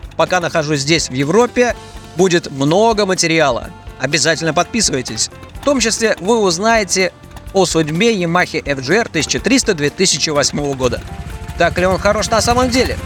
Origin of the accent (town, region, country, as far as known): Russia